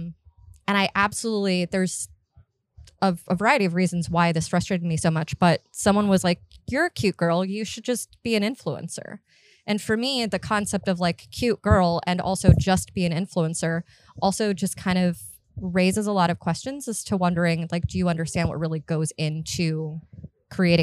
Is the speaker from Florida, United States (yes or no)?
yes; Miami, Florida, United States; moved away as an adult; also born or lived in North Carolina; now in Charlotte, United States; born and raised in Miami, I lived in Florida for the majority of my life